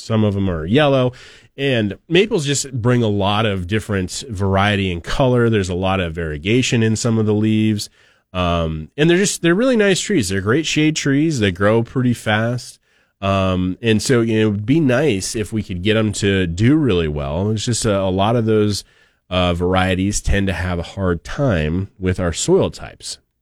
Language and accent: English; Oregon, United States; now in Idaho, United States; I have fond memories of maples growing up in Oregon